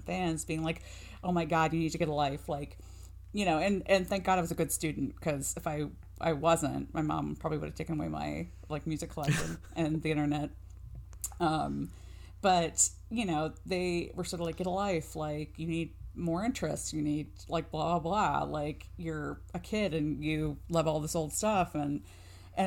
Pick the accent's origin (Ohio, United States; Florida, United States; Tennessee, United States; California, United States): Ohio, United States; I grew up in Ohio